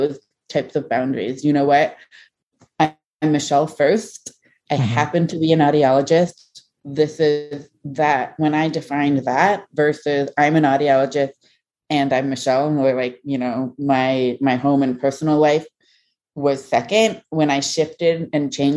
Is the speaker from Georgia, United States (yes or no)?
no; Ohio, United States; being an American-born Chinese in a very small town in Ohio